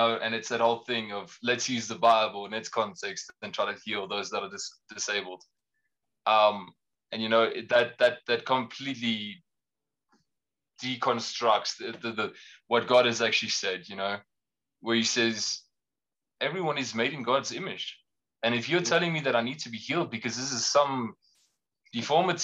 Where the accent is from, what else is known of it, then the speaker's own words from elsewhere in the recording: Pretoria, Gauteng, South Africa; I was born and raised in Pretoria